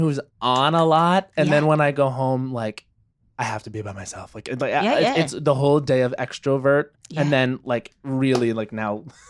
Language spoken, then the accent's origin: English; Long Island, New York, United States; And I'm from Long Island